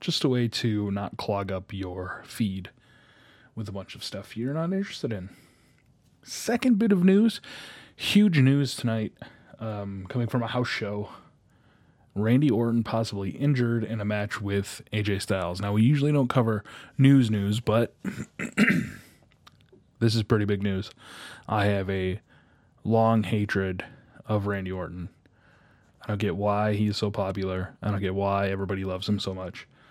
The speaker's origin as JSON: {"language": "English", "town": "Detroit", "region": "Michigan", "country": "United States", "tie": "born or raised there", "said": "my hometown of, um, Detroit"}